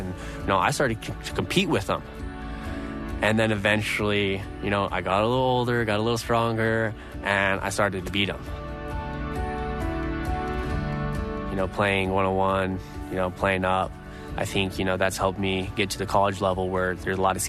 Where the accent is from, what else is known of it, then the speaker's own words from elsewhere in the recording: Idaho, United States; Growing up in Idaho